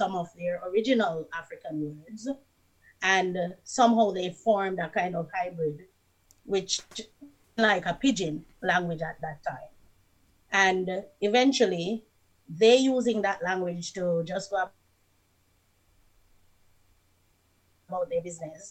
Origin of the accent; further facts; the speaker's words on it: Jamaica; moved away; also born or lived in Canada; I am from Jamaica